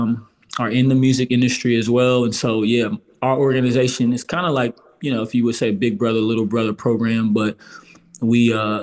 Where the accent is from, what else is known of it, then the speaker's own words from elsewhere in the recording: outside of Baltimore, Maryland, United States; I grew up in outside of Baltimore area